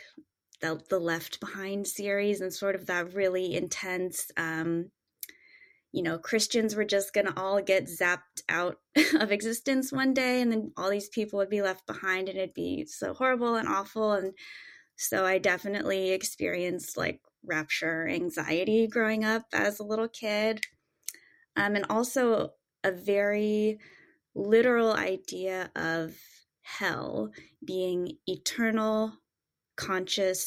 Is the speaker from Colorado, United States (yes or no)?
no; Southern California, United States; I grew up born and raised in Southern California